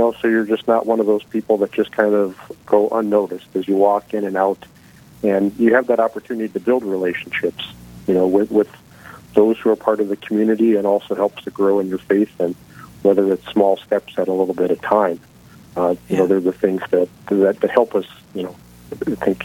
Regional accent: Bismarck, North Dakota, United States; moved away; I was born in Bismarck, so Corpus Christi was my home parish, was baptized there, but moved away for many years. So I actually came back to Bismarck about 25 years ago

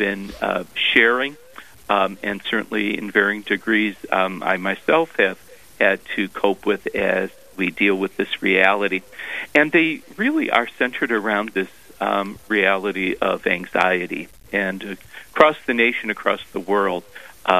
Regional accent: Cleveland, Ohio, United States; moved away as an adult; also born or lived in Columbus, Ohio / Steubenville, Ohio / Grand Forks, North Dakota; now in North Dakota, United States; Ohio is my home state, and originally from Cleveland, but spent about 18 years in Columbus

